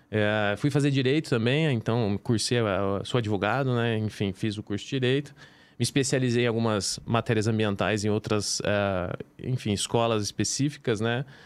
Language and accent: Portuguese; São Joaquim da Barra, São Paulo, Brazil; moved away as an adult; sou do interior de São Paulo, né?